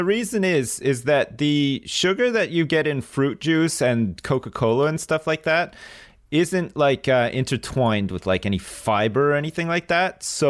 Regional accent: Canada; And then maybe in England, they gave you a bit more after the fact, but not in, not where I grew up in Canada.

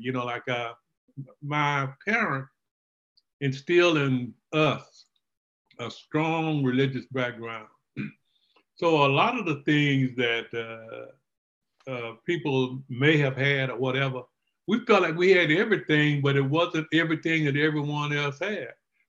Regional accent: Lufkin, Texas, United States; Well, you know, Texas was the only place I knew, so I thought it was great, and I still have that affinity to want to go back to my hometown.

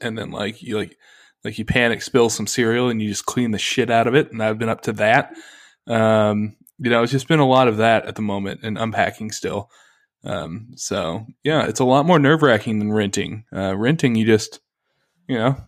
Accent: United States; I'm an American

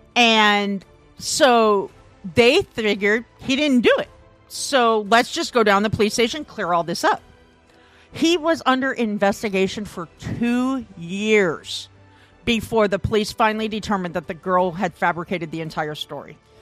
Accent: Midwest, United States; I'm from the Midwest.

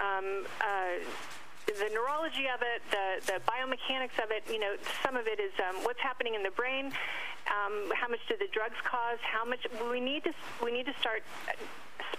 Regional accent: San Diego, California, United States; In San Diego. I grew up in San Diego

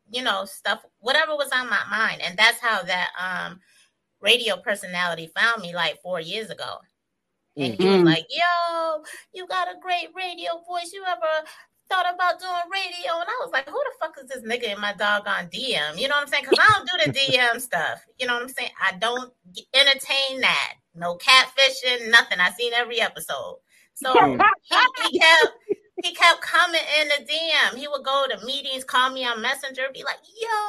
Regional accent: Syracuse, New York, United States; also born or lived in Elmira, New York; now in Atlanta, United States; I'm from Syracuse, New York. I was born in Elmira, New York, and then we moved to Syracuse when I was four

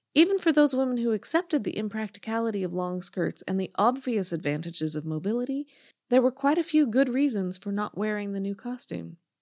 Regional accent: United States; Being American

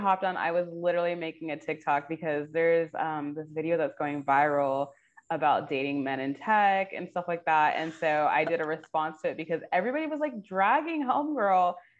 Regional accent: Oakland, California, United States

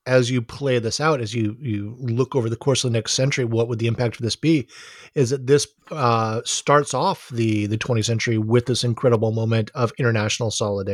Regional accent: Honolulu, Hawaii, United States; I'm from Honolulu, Hawaii

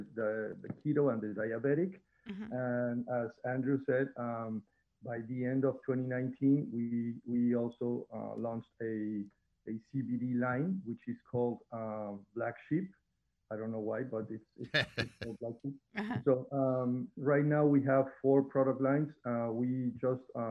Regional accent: Mexico; now in Houston, United States; I'm originally from Mexico.

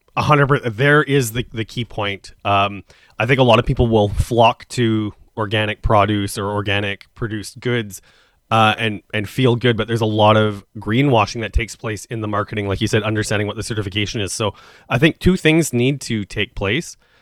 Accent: Saskatchewan, Canada; now in Toronto, Canada; I come from Saskatchewan

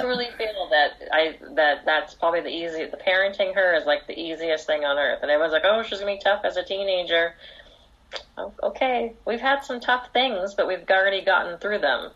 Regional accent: Orange County, California, United States; I grew up here in Orange County. I've lived here my whole life

